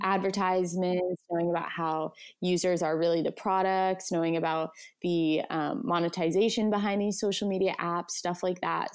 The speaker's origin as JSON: {"language": "English", "town": "Vancouver", "region": "British Columbia", "country": "Canada", "said": "I'm from Vancouver, B C, Canada."}